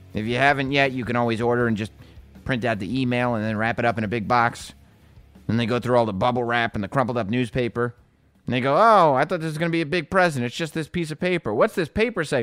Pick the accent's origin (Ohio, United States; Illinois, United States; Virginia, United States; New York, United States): New York, United States; Westchester County; my hometown